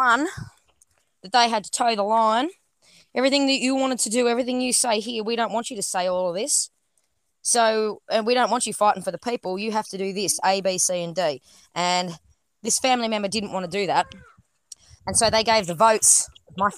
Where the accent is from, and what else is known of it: Australia